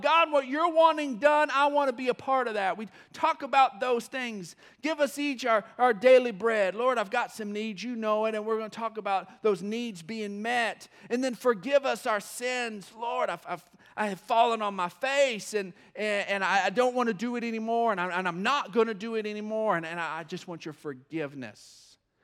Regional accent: West Texas, United States; I was born in West Texas

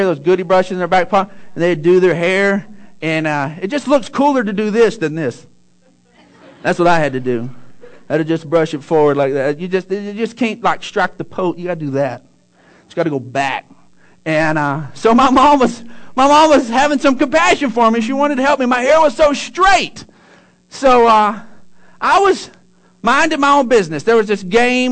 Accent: Odessa, Texas, United States; I grew up in Odessa, and in 6th grade there is the last year of elementary.

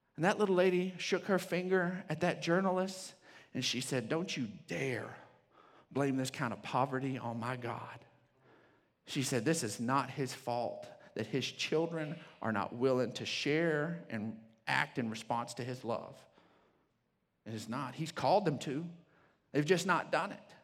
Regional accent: Odessa, Texas, United States; I grew up in Odessa

